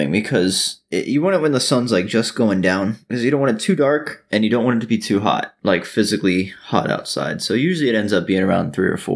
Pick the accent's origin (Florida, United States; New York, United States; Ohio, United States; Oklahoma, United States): Florida, United States; Miami; I guess we kind of do the Dolphins cuz we're from Miami